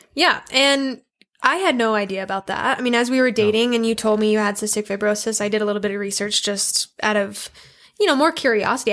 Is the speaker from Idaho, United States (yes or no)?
yes; Idaho Falls, Idaho, United States; I was born and raised in Idaho Falls here